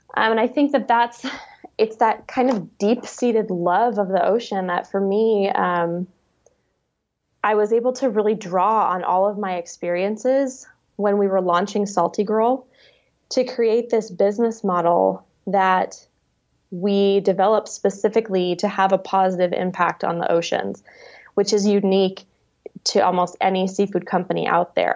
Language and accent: English; New England, United States; moved away; also born or lived in Alaska; I grew up in a little, uh, New England fishing and farming town